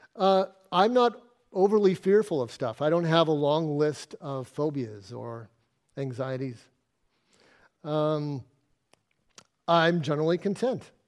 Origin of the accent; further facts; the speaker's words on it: Arizona, United States; moved away as an adult; now in Exmouth, Australia; I grew up in Arizona in the middle of a desert